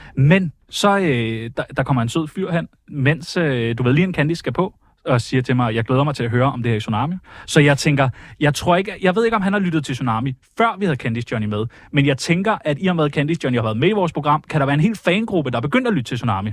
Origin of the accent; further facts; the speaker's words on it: Karlslunde, Zealand, Denmark; opvokset i Karlslunde